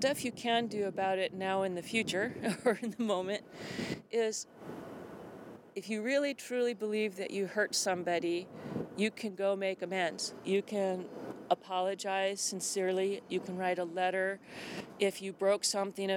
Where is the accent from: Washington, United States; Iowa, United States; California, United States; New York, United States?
Washington, United States; Tacoma; growing up in Tacoma